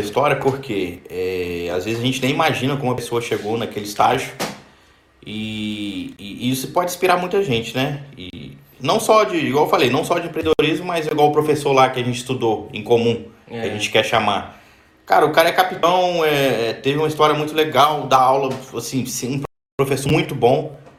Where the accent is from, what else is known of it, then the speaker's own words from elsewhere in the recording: Barra Mansa, Rio de Janeiro, Brazil; nós somos de Barra Mansa aí no Rio